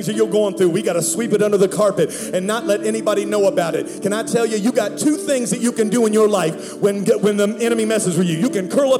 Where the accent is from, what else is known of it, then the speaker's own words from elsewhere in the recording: Pittsburgh, Pennsylvania, United States; now in Dallas, United States; I'm from Pittsburgh, Pennsylvania. Now, I live in Dallas.